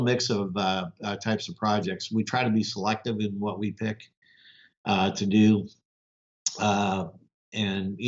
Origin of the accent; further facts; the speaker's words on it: Northeast Ohio, United States; moved away as an adult; also born or lived in Houston; my hometown, Northeast Ohio